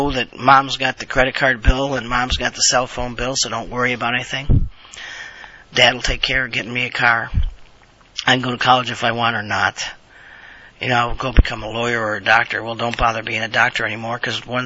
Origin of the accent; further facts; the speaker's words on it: United States; I'm an American